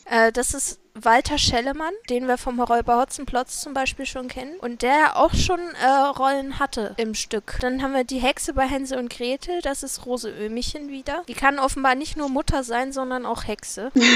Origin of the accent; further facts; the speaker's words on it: near the Harz, Harz area, Germany; wir ja den Harz hier um die Ecke haben, von da, wo ich groß geworden bin